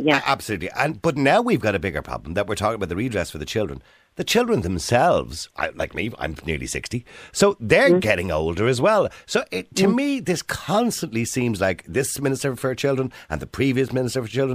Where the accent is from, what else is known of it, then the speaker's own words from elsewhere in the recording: Dublin, Leinster, Ireland; I was born in St. Patrick's Home on the Navan Road, 1963